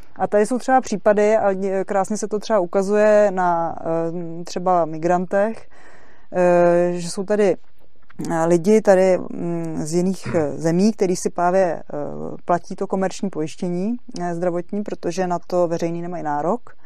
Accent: Czechia; jsem se narodila v České republice

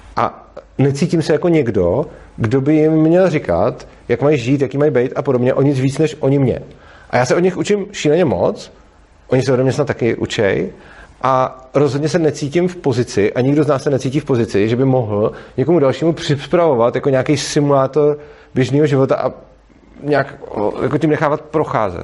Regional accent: Prague, Czechia; jsem z Prahy a dojíždím vlastně do Brna

